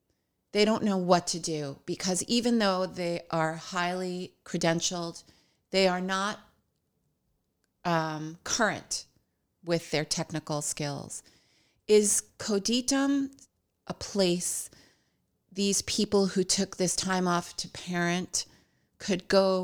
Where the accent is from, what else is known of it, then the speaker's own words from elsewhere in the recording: New York, United States; now in Hoboken, United States; But that's true. We are former New Yorkers.